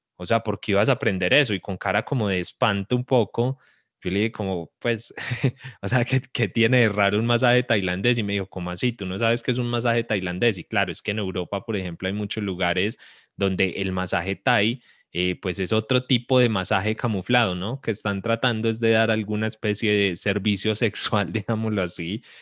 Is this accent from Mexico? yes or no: no; Colombia